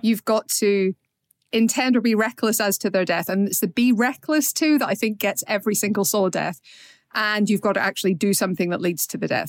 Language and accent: English; Northern Ireland, United Kingdom; we're Northern Irish